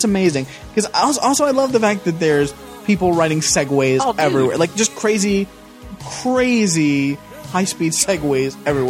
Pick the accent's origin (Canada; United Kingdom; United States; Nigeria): United States; Jackson, Tennessee; We are from Jackson fucking Tennessee